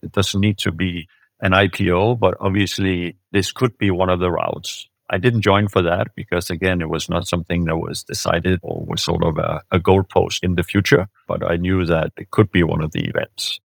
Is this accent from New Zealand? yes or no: no; Denmark; moved away as an adult; also born or lived in Germany / France / United States; I'm born and raised in Denmark by, uh, a Swedish mother and a Danish father